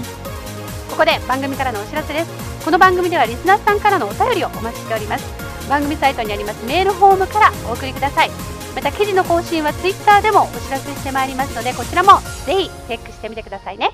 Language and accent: Japanese; Kansai, Japan; 私らが関西人やから